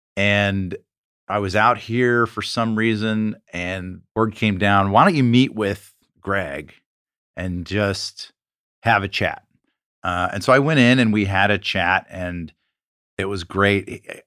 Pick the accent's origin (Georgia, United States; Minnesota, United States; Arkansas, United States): Georgia, United States; Atlanta; we went to uh, prep school in Atlanta